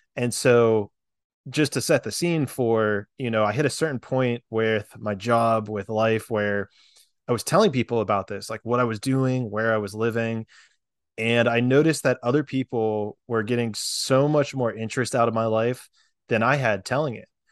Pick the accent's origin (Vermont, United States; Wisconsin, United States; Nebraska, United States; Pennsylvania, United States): Pennsylvania, United States; moved away as an adult; also born or lived in Florida / San Diego, California; I grew up in Pennsylvania